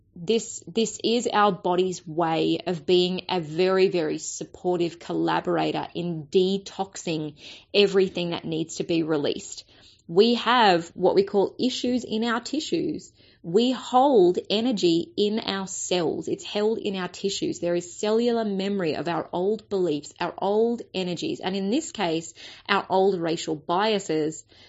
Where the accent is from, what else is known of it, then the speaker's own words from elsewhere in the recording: Australia; as a white Australian